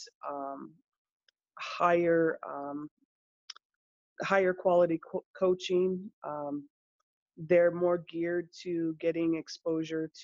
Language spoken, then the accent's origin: English; California, United States; also born or lived in Chicago, Illinois; I was born actually just outside of Chicago, was raised in California since seven